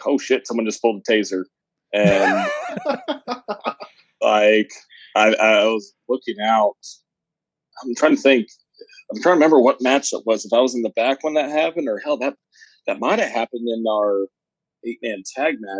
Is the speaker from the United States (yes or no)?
yes; Jeffersonville, Indiana, United States; I grew up in Jeffersonville, Wolfville area